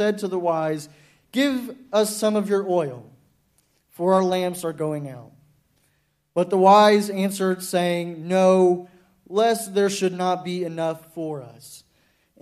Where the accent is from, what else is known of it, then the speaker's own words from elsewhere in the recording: Dallas, Texas, United States; I'm from Dallas, Texas